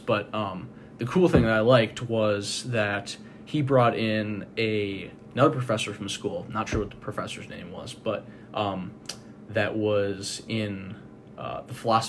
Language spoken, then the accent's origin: English; Johnsburg, Illinois, United States; Johnsburg, Illinois.